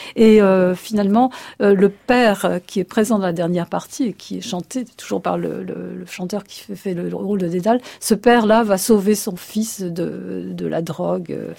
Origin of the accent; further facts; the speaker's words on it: Egypt; moved away; je suis nomade puisque je suis née euh, en Égypte.